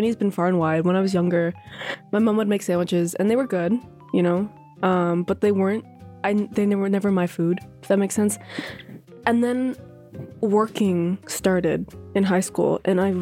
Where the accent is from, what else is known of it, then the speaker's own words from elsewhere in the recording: Ottawa, Ontario, Canada; I'm from Ottawa. I go to York.